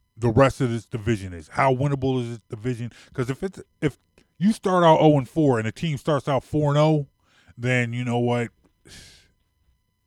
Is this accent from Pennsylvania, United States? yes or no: yes; Philadelphia, Pennsylvania, United States; We are both longtime Philadelphia residents. We are both people, we're from this area. We're from Philly.